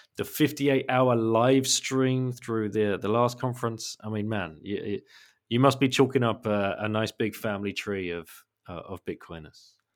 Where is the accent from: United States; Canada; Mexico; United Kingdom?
United Kingdom; England; I'm an English guy